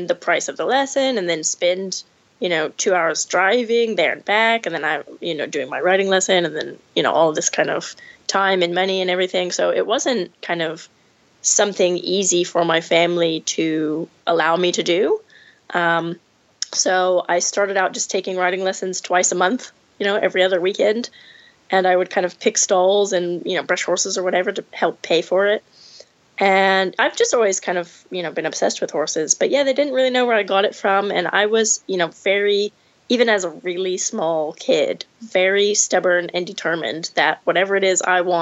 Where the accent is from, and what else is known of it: Rio Vista, California, United States; moved away